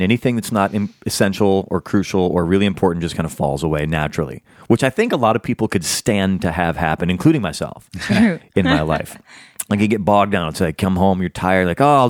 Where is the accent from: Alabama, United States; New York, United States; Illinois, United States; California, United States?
Illinois, United States; Chicago; moved away as an adult; now in Los Angeles, United States; I come from Chicago